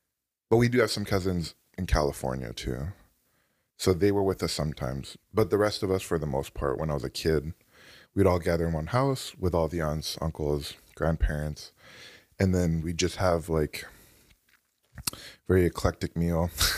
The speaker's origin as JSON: {"language": "English", "country": "Canada", "tie": "born or raised there", "said": "So that was what it was like growing up in Canada."}